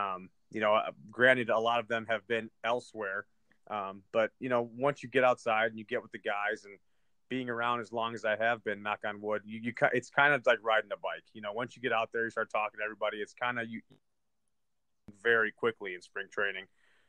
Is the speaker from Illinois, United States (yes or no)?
yes; Chicago, Illinois, United States; I grew up in Chicago, born and raised a Cubs fan.